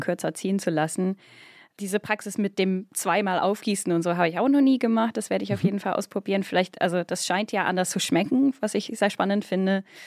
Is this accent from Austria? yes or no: no; United Kingdom; now in Germany; bin ich auch Britin